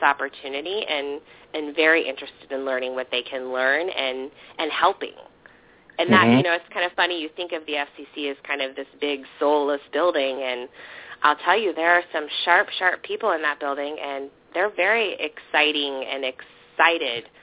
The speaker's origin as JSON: {"language": "English", "region": "Iowa", "country": "United States", "said": "I'm from Iowa"}